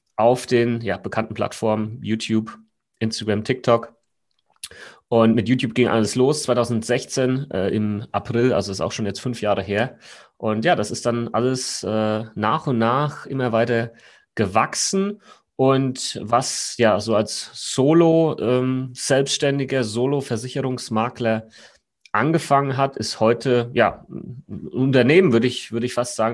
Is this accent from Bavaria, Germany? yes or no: yes; Aschaffenburg, Bavaria, Germany; now in Munich, Germany; wo ich herkomme, ursprünglich aus Aschaffenburg, falls das jemand kennt, in Unterfranken, nicht Hessen.